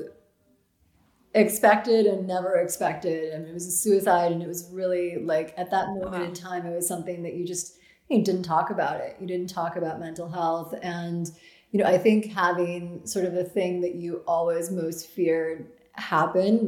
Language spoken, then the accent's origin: English; Grinnell, Iowa, United States; moved away; I am from Grinnell, Iowa.